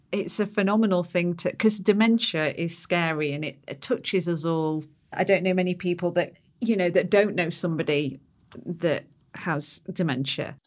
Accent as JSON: {"language": "English", "country": "United Kingdom", "said": "because I'm British"}